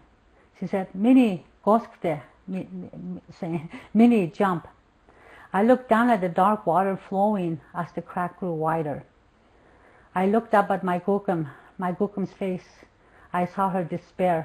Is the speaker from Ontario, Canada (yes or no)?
no; Mistissini, Quebec, Canada; I am a Cree from Mistissini, from the Cree Nation of Mistissini, in located in northern Quebec, Canada